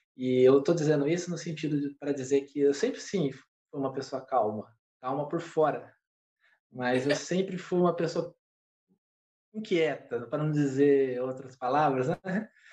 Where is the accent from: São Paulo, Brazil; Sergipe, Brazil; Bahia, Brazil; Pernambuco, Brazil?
São Paulo, Brazil; Paraibuna; moved away as an adult; also born or lived in São José dos Campos / Guaratinguetá; eu nasci em São José, mas eu fui criado em uma cidade vizinha de São José dos Campos chamada Paraibuna